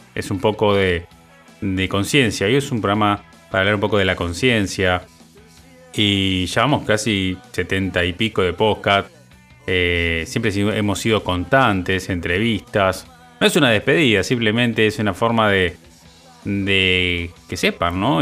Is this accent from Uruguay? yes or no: yes; Uruguay; soy uno más de todos los uruguayos